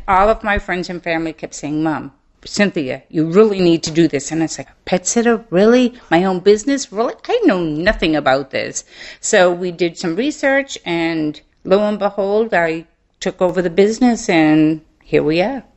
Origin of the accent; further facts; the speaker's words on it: Maine, United States; moved away as an adult; now in Mobile, Alabama, United States; I grew up in Maine, so I'm a Yankee.